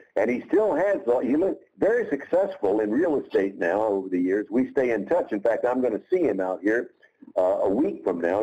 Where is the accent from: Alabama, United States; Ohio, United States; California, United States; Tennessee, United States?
Tennessee, United States; Jackson; the local 250 watt radio station in my hometown of Jackson, Tennessee